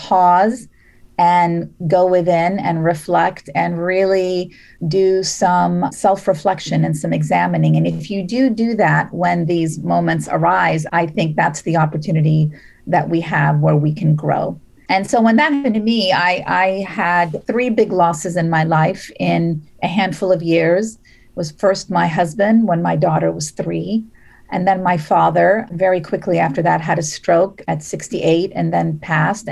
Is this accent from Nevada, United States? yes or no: yes; Las Vegas, Nevada, United States; also born or lived in Beirut, Lebanon; now in Bay Area, United States; I'm originally from Beirut, and my family moved to Las Vegas when I was seven.